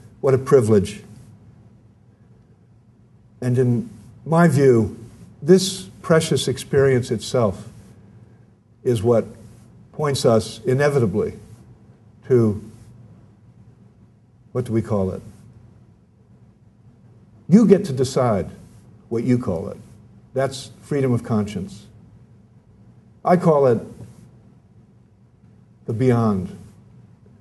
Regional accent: United States; I'm an American, I'm a Catholic

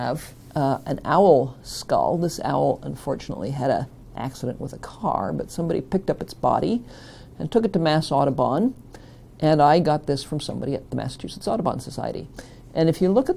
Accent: Niagara Falls, Ontario, Canada; I grew up in Niagara Falls in Ontario

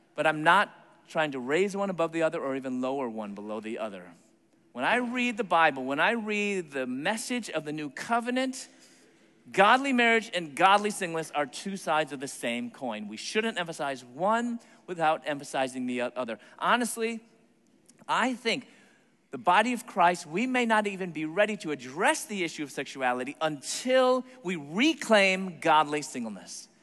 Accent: Chicago, Illinois, United States; moved away as an adult; also born or lived in Atlanta, Georgia; my hometown, Chicago

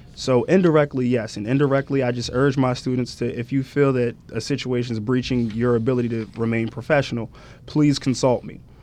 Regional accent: Salem, New Jersey, United States; moved away as an adult; also born or lived in South Orange, New Jersey; Originally ten minutes from Delaware in a little town called Salem, New Jersey

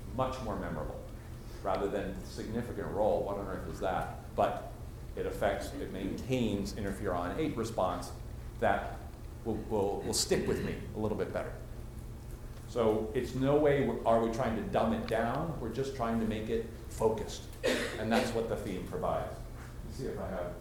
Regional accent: Washington, District of Columbia, United States; I'm from Washington, D.C.

